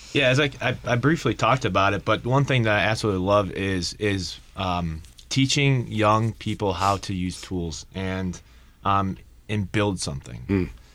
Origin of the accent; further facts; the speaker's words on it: Painesville, Ohio, United States; my hometown is Painesville, Ohio